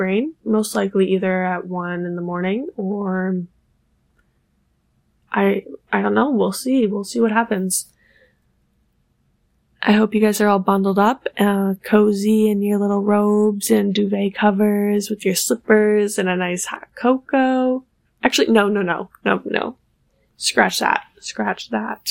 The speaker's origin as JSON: {"language": "English", "town": "Buffalo", "region": "New York", "country": "United States", "moved": "yes", "lives_now": "New York City, United States", "said": "I'm originally from Buffalo, New York, which is why my mother was shoveling snow, because we get a lot of snow there"}